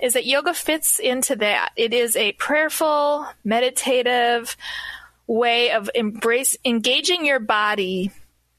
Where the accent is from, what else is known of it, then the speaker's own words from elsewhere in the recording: United States; I'm an American Christian